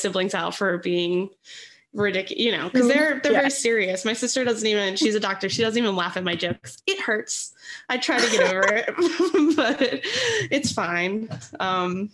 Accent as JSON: {"language": "English", "area": "the Poconos", "region": "Pennsylvania", "country": "United States", "moved": "yes", "lives_now": "Philadelphia, United States", "said": "I'm from the Poconos"}